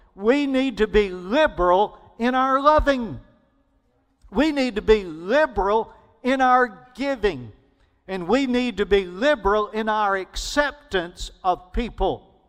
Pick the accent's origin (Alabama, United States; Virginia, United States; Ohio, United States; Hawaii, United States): Alabama, United States; I grew up in Alabama